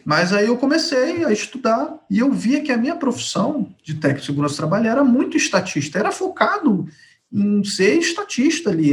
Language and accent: Portuguese; Rio de Janeiro, Brazil; Rio de Janeiro. Nascido e criado no Rio.